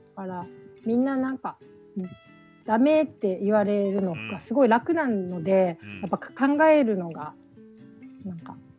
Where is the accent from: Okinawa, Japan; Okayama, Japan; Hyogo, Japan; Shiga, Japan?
Okinawa, Japan; 私なんて沖縄に生まれて